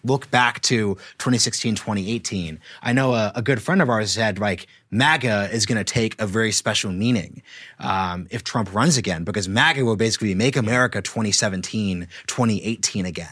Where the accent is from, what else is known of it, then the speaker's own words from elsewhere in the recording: Oregon, United States; I'm from Oregon